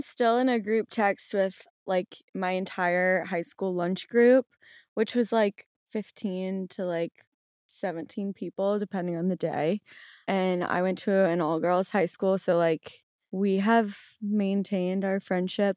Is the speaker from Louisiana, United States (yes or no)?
yes; New Orleans, Louisiana, United States; I am from New Orleans, and I still currently live there